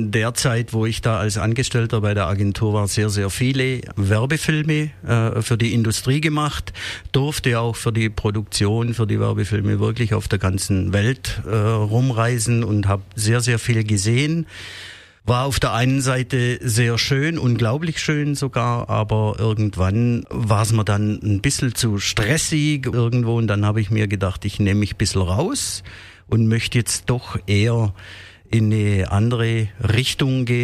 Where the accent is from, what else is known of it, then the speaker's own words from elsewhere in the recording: Heuberg, Baden-Württemberg, Germany; versucht, irgendwo die Aufnahmen von den beiden Welten, südliches Afrika und meiner Heimat äh, Heuberg, zu vereinen.